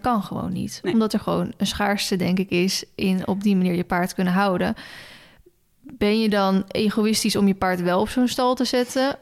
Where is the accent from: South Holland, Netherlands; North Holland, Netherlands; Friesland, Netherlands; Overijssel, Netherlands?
South Holland, Netherlands; Maassluis; moved away; ik kom oorspronkelijk uit Maasluis